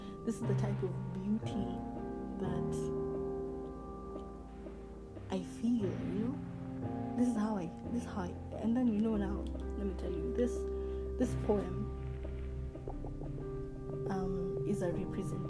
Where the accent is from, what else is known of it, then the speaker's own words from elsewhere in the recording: Kenya; my father is from West Africa, but I was born in Kenya